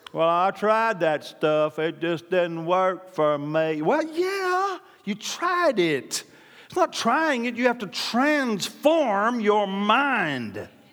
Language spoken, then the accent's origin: English; Oklahoma, United States; I'm from Oklahoma